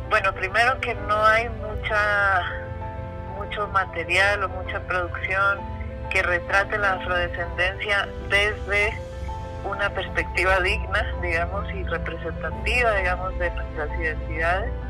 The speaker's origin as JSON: {"language": "Spanish", "country": "Mexico", "tie": "born or raised there", "said": "Yo soy eritrea mexicana, eh, de familia eritrea, yo soy primera generación nacida en México. Em, me presento como persona afromexicana, a veces me presento como persona eritrea mexicana, a veces como persona negra."}